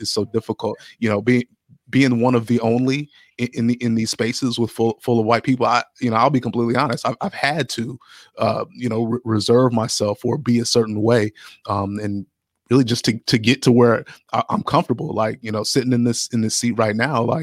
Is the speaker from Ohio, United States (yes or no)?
yes; Columbus, Ohio, United States; also born or lived in Findlay, Ohio; I grew up in Columbus